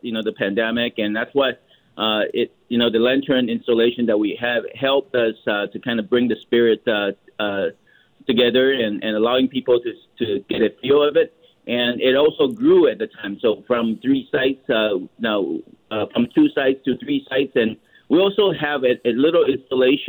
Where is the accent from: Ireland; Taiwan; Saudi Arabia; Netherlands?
Taiwan; now in Vancouver, Canada; I'm originally from Taiwan as well